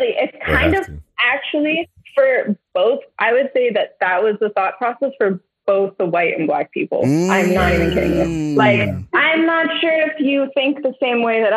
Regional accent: South Florida, United States; moved away; I grew up in South Florida.

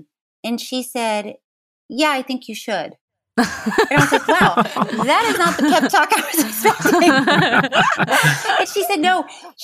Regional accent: Florida, United States; I grew up in Florida

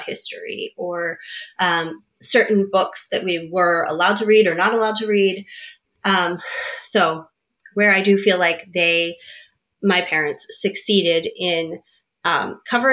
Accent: Eastern Shore of Maryland, United States; now in Northern Virginia, United States; I grew up over on the Eastern Shore of Maryland.

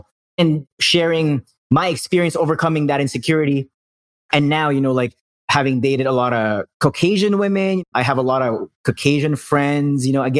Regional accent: Philippines; now in Calgary, Canada; So I'm Filipino, right? Like when I first moved to Calgary

